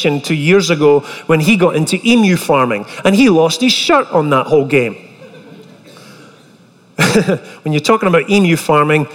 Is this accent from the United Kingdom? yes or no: yes; Scotland, United Kingdom; moved away as an adult; now in United States; I was fresh over from Scotland